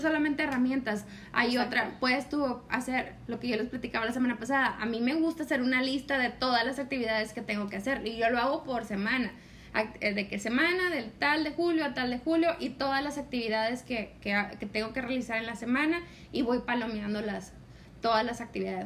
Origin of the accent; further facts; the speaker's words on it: Mexico; somos mexicanas